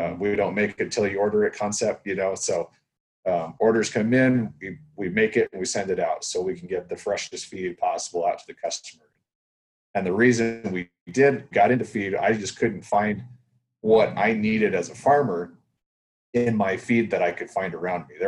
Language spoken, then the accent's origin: English; Idaho, United States; also born or lived in Kansas; now in Washington, United States; I was born and raised in Idaho